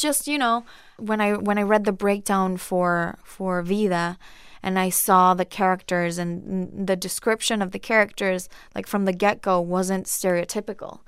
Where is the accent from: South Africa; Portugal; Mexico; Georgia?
Mexico; Monterrey, Nuevo León; moved away as an adult; now in Los Angeles, United States; I grew up in Monterrey